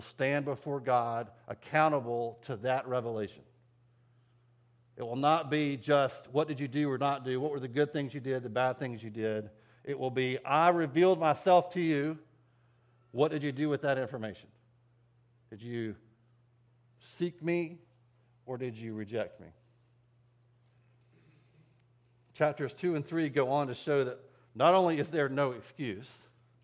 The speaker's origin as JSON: {"language": "English", "country": "United States", "said": "as American Christians"}